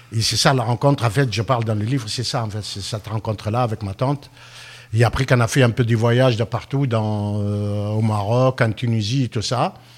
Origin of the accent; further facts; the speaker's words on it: France; chez nous, en France